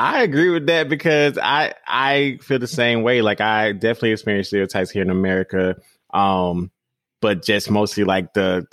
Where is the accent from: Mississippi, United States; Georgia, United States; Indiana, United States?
Georgia, United States; Monroe; accent: Southern; I'm from Monroe, Georgia, but I would always say I'm from Atlanta because like people know Atlanta